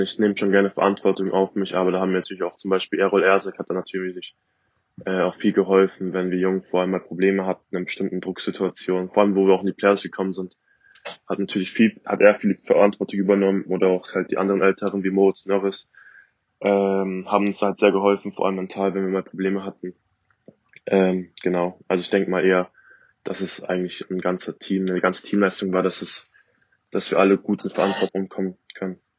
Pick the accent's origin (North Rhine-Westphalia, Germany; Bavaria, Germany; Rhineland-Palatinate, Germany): Bavaria, Germany; Augsburg; ich komme aus Augsburg. Äh, und Hornstetten ist halt ein Stadtteil in Augsburg.